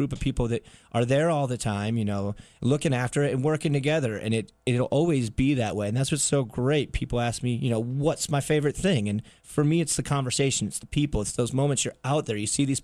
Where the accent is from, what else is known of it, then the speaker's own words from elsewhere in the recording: upstate New York, United States; which started in upstate New York, which is my hometown